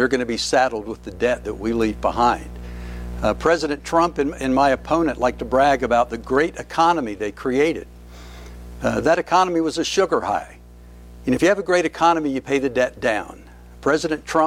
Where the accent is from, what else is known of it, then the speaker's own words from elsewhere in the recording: Shelby, North Carolina, United States; also born or lived in Avery County, North Carolina; I was born in Shelby, just down the road